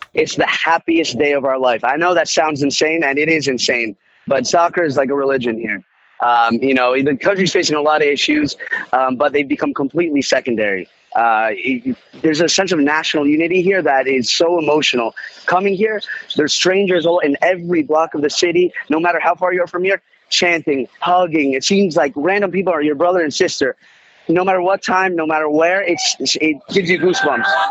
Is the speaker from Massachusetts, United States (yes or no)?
yes; Massachusetts, United States; I'm from Massachusetts